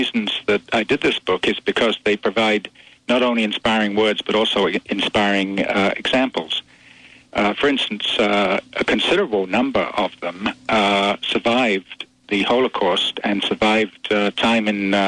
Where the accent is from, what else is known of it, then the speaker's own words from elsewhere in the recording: United Kingdom; moved away as an adult; now in Canada; I immigrated from Britain to Canada when I was 21 years old and started new life and a new career here